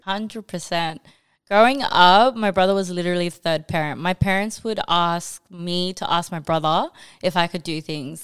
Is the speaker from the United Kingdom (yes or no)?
no; Australia; also born or lived in New Zealand / Bangladesh (ancestry); I was born in New Zealand. I moved here when I was like two and pretty much grew up here in Australia